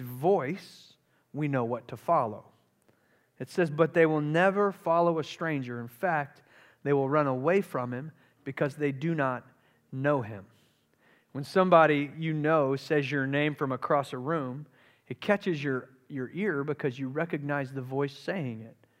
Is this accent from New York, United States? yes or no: no; Charleston, South Carolina, United States; I grew up in Charleston, South Carolina